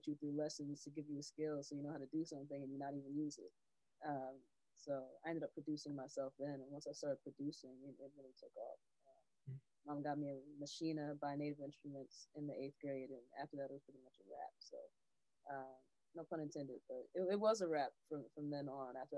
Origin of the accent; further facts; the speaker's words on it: New York City, New York, United States; also born or lived in Englewood, New Jersey; So I grew up back and forth between Inglewood, New Jersey and Harlem, New York